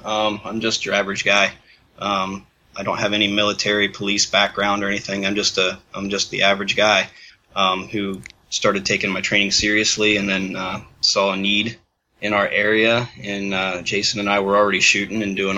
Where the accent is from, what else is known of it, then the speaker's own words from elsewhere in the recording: Coshocton, Ohio, United States; We're from Coshocton, Ohio.